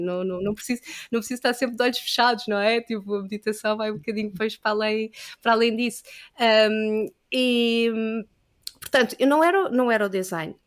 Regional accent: Lisbon, Portugal; also born or lived in Caldas da Rainha; Eu, eu nasci uh, em Lisboa, eu sempre que vivi aqui

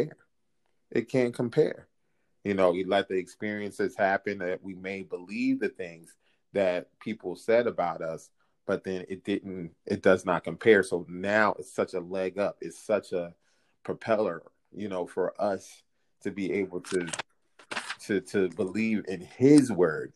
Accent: New Jersey, United States; also born or lived in Philadelphia, Pennsylvania; when I was 8 years old, we moved over to New Jersey from Philadelphia

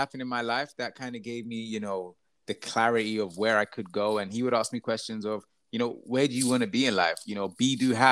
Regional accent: Croydon, London, United Kingdom; I grew up in Croydon. I was actually born in my house.

